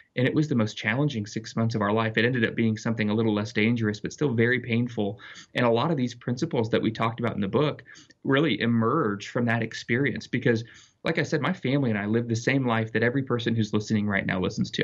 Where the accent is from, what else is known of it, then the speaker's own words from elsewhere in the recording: Littleton, Colorado, United States; I grew up in Littleton, Colorado, in a fairly secular environment